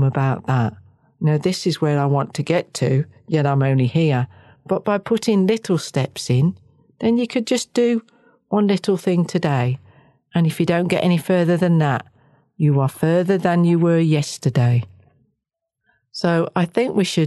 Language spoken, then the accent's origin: English; Wales, United Kingdom; now in New Zealand; I'm Welsh